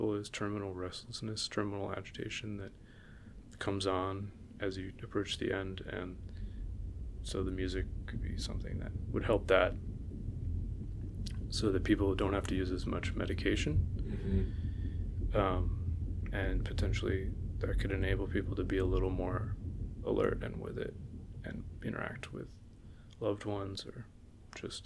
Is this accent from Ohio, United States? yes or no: no; Los Angeles, California, United States; now in New York, United States; my wife and I are both from